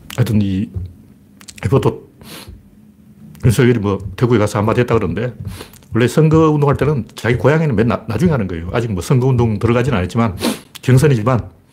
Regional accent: Gyeongsang, South Korea; 나 경상도 사람인데도

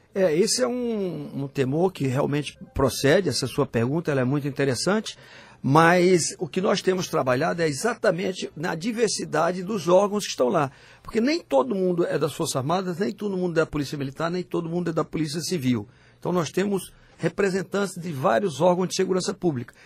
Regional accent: Northeast Region, Brazil; moved away; also born or lived in Teresina; nós que somos nordestinos, e temos orgulho de ter nascido nessa região.

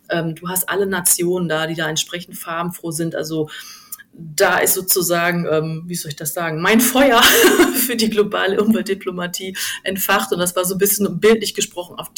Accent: Duisburg, North Rhine-Westphalia, Germany; also ich komme ursprünglich gebürtig aus dem Ruhrgebiet, aus Duisburg.

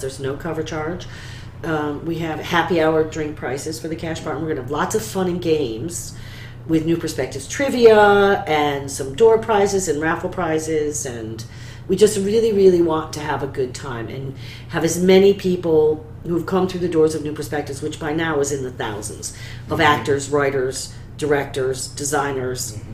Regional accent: central New York, United States; starting my my theatrical career at the age of eight in a professional children's theater company in my hometown in central New York

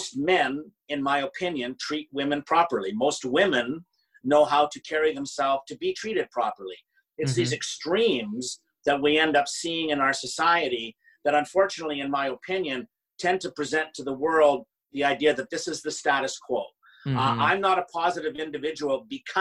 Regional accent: Canada; I'm Canadian

